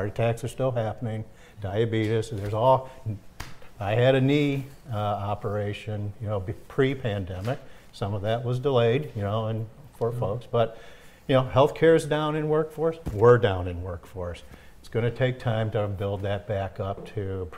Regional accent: St. Clair Shores, Michigan, United States; I grew up in the Detroit area, okay. St. Clair Shores

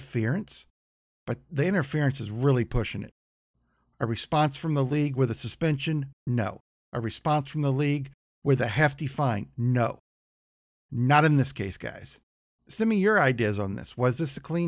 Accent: St. Louis, Missouri, United States; also born or lived in Palm Springs, California, United States; I was born in Southern California, right around Palm Springs. Lived there till I was about six and moved out here to the St. Louis area.

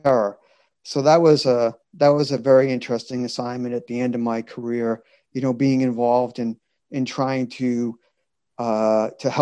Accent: Massachusetts, United States; I grew up in Massachusetts and lived in a triple decker

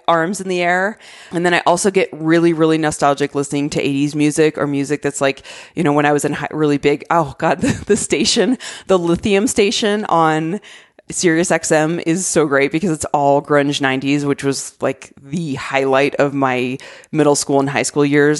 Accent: Arizona, United States; moved away; I love, love my home state so much

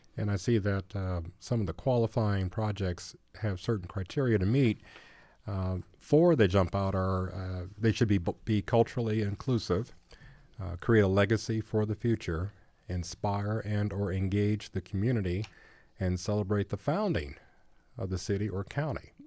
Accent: Gary, Indiana, United States; now in Bloomington, United States; my hometown of Gary, Indiana

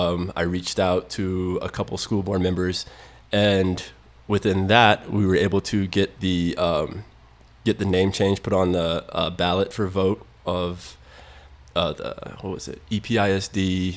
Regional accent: Nashville, Tennessee, United States; now in El Paso, United States; I'm from Nashville

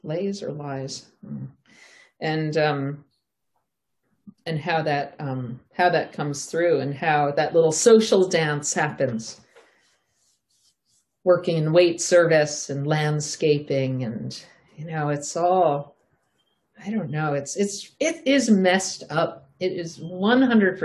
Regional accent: Southampton, New York, United States; I grew up from the time I was 13, I grew up in Southampton, Long Island

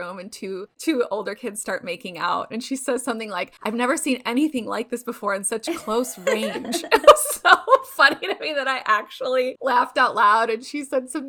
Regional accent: Chicago, Illinois, United States; now in California, United States; I'm from Chicago originally

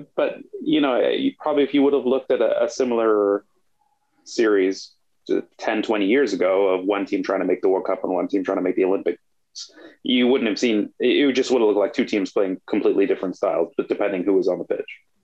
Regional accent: Canada; as a Canadian

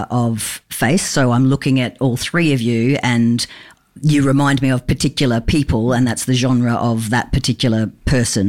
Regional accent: Brisbane, Queensland, Australia; living in Brisbane and growing up in Joe Bjelke-Petersen time

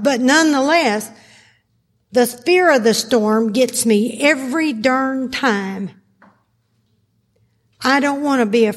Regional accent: Arkansas, United States; I was raised in Arkansas.

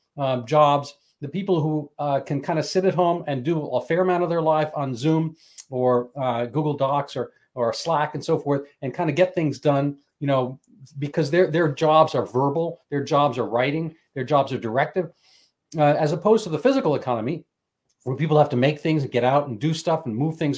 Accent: New York City, New York, United States; I grew up in a city. I grew up in New York City. I grew up technically inner city

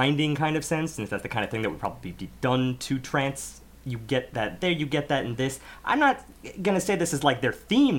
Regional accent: United States; as an American audience

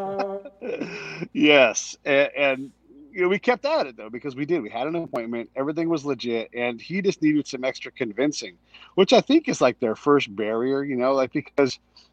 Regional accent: a small town in California, United States; I grew up in a small town in California. It's right on the bay

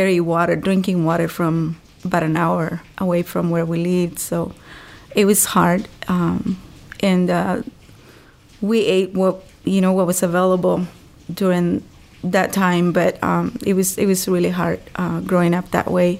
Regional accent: Honduras; moved away as an adult; I grew up in a very small village in Honduras.

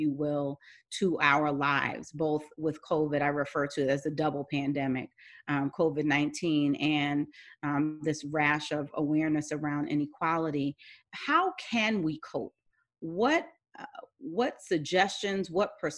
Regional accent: New York, United States; I'm a New Yorker

